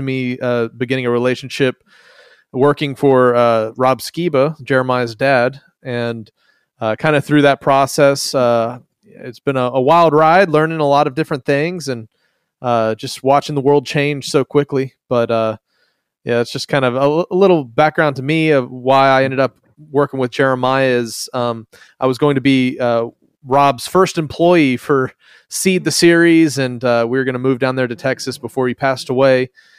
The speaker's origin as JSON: {"language": "English", "country": "Philippines", "tie": "born or raised there", "moved": "as an adult", "said": "I was raised in the Philippines as a missionary kid, grew up around a lot of different blends of Christianity there on the mission field, came back for college"}